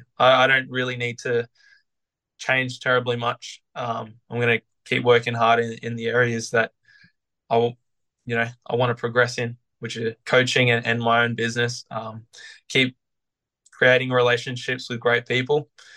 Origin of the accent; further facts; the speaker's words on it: Sydney, New South Wales, Australia; now in Brisbane, Australia; You know, wanting to stay in Brisbane, basically, because I came from Sydney and this was only supposed to be a temporary thing for me.